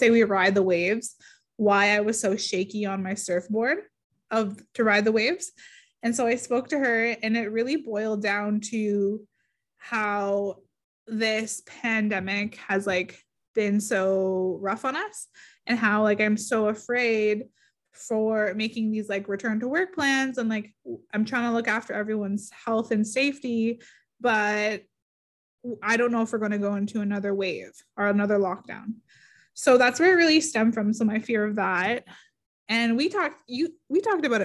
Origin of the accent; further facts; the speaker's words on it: Garden River First Nation, Ontario, Canada; I'm from Garden River First Nation. I am so proud to be from the Bawating region.